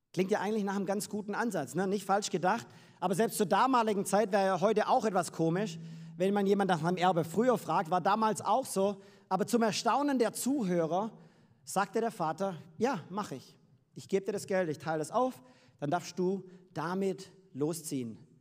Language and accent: German; Freiberg am Neckar, Baden-Württemberg, Germany; moved away as an adult; now in United States; komme ursprünglich aus Freiberg am Neckar, gar nicht so weit weg. Aber ich habe meine Liebe in Amerika gefunden und deswegen leben wir jetzt dort